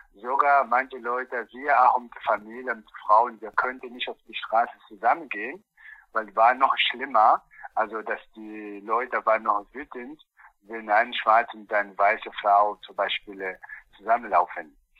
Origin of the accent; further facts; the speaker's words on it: Angola; German is a second language; now in Eberswalde, Germany; Bei uns in Angola